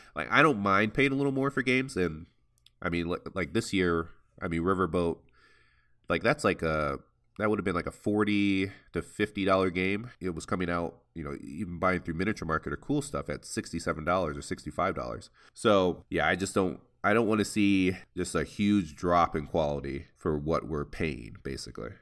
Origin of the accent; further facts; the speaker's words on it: Toledo, Ohio, United States; also born or lived in Nebraska; I'm originally from Toledo, Ohio